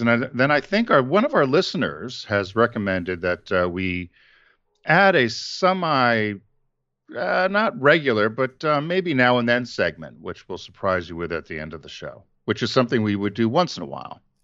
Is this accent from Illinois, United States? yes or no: no; Connecticut, United States; John and I grew up in Connecticut